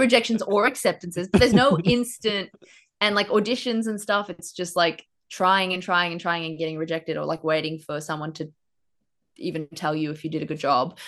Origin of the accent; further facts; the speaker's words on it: Queensland, Australia; moved away as an adult; also born or lived in Brisbane; now in Melbourne, Australia; I moved down here from Queensland right in time for the pandemic. And because my ra, flatmate and I were from Queensland, we'd never seen a rabbit before